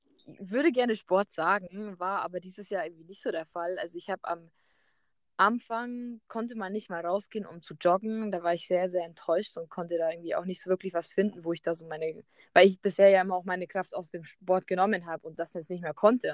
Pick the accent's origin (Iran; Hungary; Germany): Germany; moved away; also born or lived in Peru; ich bin Deutsche